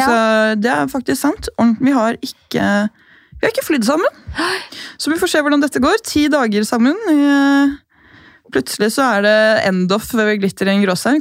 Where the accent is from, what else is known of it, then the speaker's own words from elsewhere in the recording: Gol, Buskerud, Norway; now in Oslo, Norway; Hjemme på Gol så er det mye tørre luft